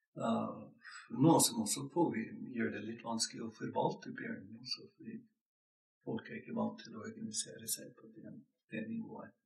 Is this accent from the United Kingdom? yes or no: no; Montana, United States; Norwegian is a second language; moved away as an adult; also born or lived in Sweden; now in Norway; Jeg kommer fra Montana i USA